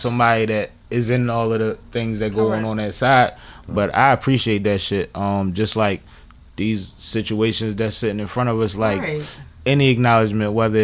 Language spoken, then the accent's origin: English; Philadelphia, Pennsylvania, United States; I was the one that lived uptown. I was from Mount Airy